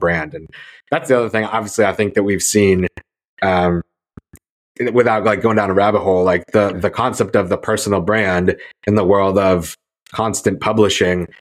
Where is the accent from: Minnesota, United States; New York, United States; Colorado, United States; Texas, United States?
New York, United States; Syracuse; I grew up in Syracuse in upstate New York